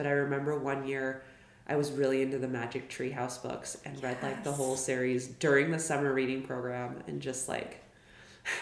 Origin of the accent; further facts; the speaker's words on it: Billings, Montana, United States; I grew up in Billings